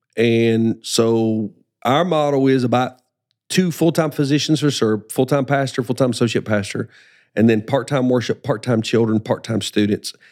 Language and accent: English; Alabama, United States; also born or lived in South Carolina; now in Spartanburg, United States; I'm a child of Alabama